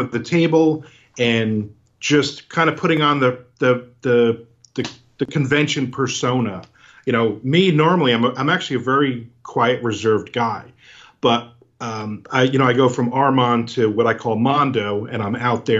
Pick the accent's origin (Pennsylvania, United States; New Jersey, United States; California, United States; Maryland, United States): New Jersey, United States; now in Florida, United States; I'm originally from New Jersey and I live in Florida now